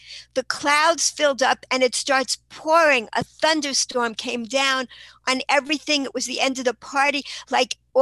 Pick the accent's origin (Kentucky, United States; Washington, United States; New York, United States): New York, United States; New York City; I grew up in Queens, New York, and I had a wonderful childhood